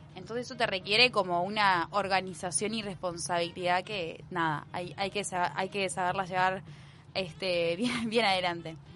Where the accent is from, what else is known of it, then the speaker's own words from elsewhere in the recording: Montevideo, Uruguay; Yo soy de la capital, este, montevideana, montevideana